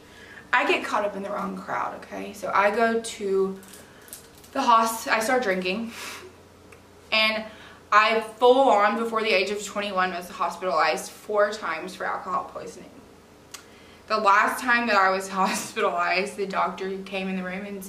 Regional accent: Georgia, United States; also born or lived in Florida; I moved to Georgia on my literal 9th birthday

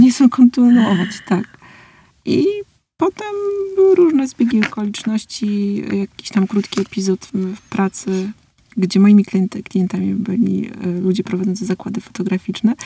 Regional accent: Warmian-Masurian Voivodeship, Poland; ja się wychowywałam na Mazurach

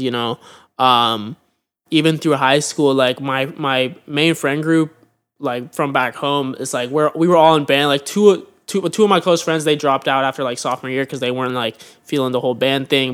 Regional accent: Pleasanton, California, United States; moved away as an adult; now in Los Angeles, United States; I'm from Pleasanton, California, which is um, a, a town, a suburb of like Oakland and San Francisco. Um, so I grew up in the Bay Area

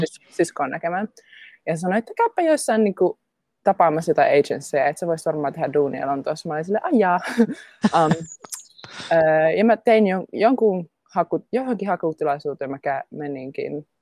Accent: Jyväskylä, Central Finland, Finland; also born or lived in Helsinki, Finland; now in London, United Kingdom; mä oon Jyväskylästä kotoisin, synnyin Jyväskylän keskussairaalassa.

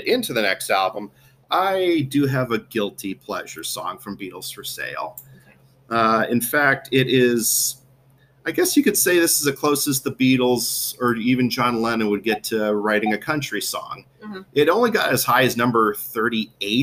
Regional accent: Minnesota, United States; as a Minnesotan

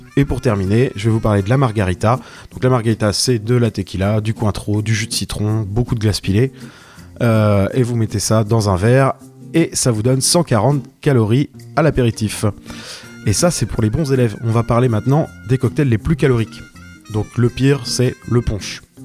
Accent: Brittany, France; cette fierté locale, puisque je suis breton

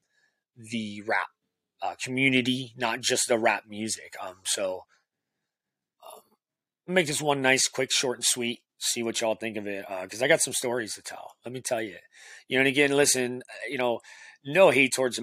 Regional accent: Sebring, Ohio, United States; I run a venue called the Oregon Pub in my hometown of Sebring, Ohio

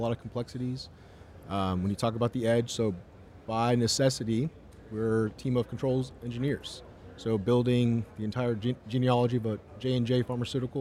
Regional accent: Toronto, Ontario, Canada; I was born in Toronto, Canada

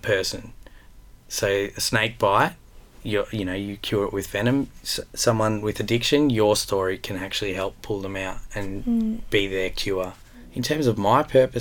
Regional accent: Melbourne, Victoria, Australia; I grew up in Melbourne in an Italian family, a very close Italian family.

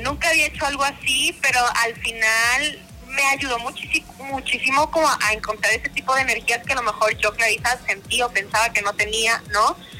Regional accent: Monterrey, Nuevo León, Mexico; soy de Monterrey

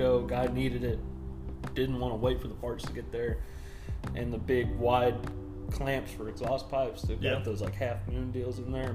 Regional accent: Centerton, Arkansas, United States; born or raised there; also born or lived in Little Rock, Arkansas / Harrison, Arkansas / Colorado / Wyoming

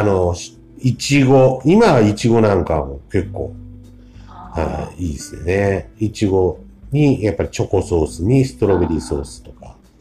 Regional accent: Kama, Fukuoka, Japan; now in Kotake, Japan; 釜市の出身になりますね

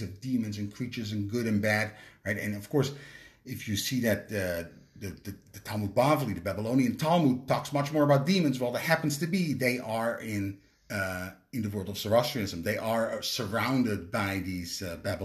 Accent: Netherlands; moved away; I'm from Holland

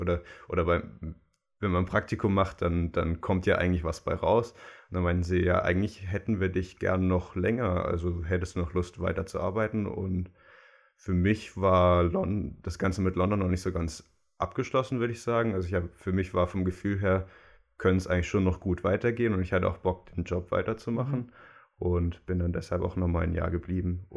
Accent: Germany; als Deutscher

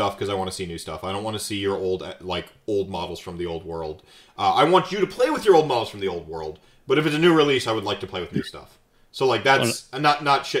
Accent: North Carolina, United States; moved away; I was raised in North Carolina for a while

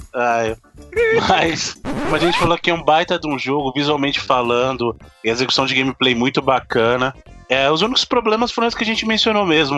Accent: Buritirama, Bahia, Brazil; born or raised there; moved away

